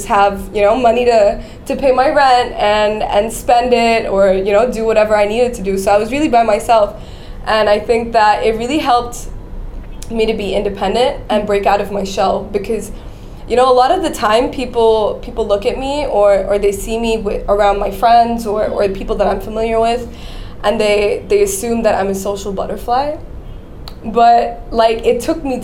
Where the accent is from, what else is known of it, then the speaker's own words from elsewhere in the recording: Dubai, United Arab Emirates; moved away as an adult; also born or lived in Kerala, India / San Francisco; I was born and raised in Dubai. I'm Indian, but born and raised in Dubai.